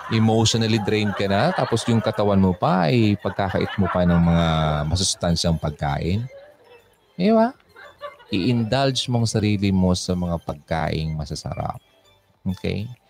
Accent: Quezon City, Metro Manila, Philippines; Tapos from Quezon City ako, East Avenue.

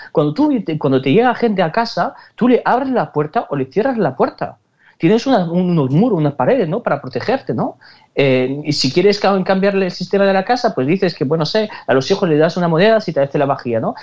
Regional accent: Spain; nosotros somos españoles antes de todo

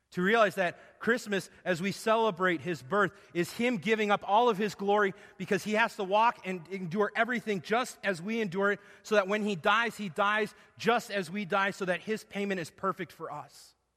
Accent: Arizona, United States; moved away; I grew up in Arizona

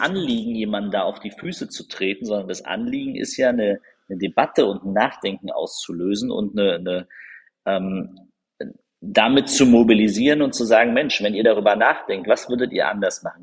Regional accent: Berlin, Germany; ich bin in Marzahn-Hellersdorf aufgewachsen

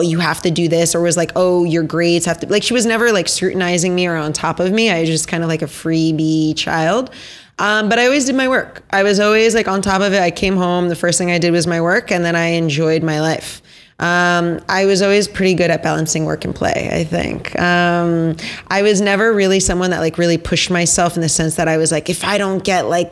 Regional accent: Basking Ridge, New Jersey, United States; now in Brooklyn, United States; I grew up in Basking Ridge, New Jersey

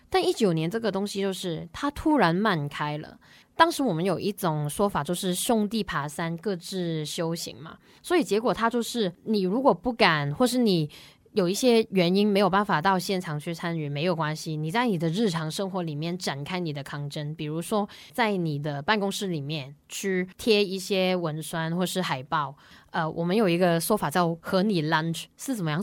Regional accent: Hong Kong; moved away as an adult; also born or lived in Hualien, Taiwan; now in Taiwan; 我自己刚刚从香港学生去年，呃，香港学生融入台湾大学生活

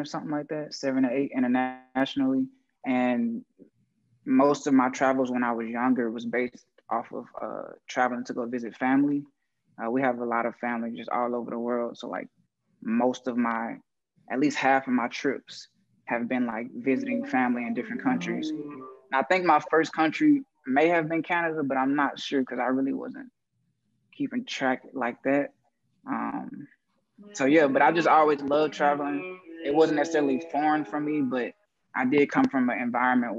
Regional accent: Houston, Texas, United States; I'm from Houston, Texas

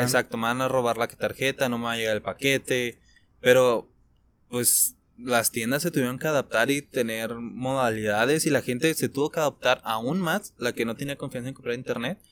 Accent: Mexico; nuestro país, de México

